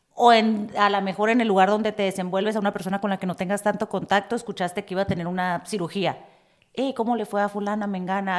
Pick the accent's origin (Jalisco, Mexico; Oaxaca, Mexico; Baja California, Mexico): Baja California, Mexico; Tijuana; moved away; yo soy de Tijuana y yo soy como que, no manches, yo me digo, es mi barrio